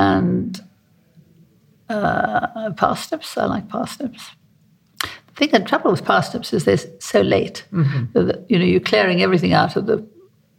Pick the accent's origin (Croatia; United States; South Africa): South Africa; also born or lived in Cotswolds; now in United Kingdom; I'm South African, you know. I was born in South Africa, and so I grew up